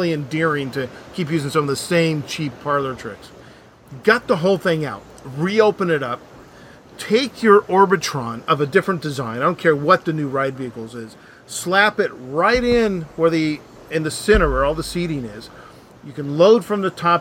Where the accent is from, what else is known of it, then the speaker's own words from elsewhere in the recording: Los Angeles, California, United States; we're from Hollywood, from the Hollywood area